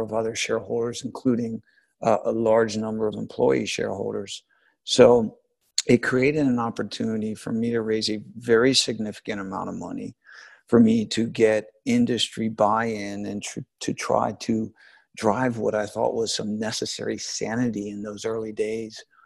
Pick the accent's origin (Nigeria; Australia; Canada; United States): United States; moved away as an adult; also born or lived in New York; now in London, United Kingdom; I'm an American.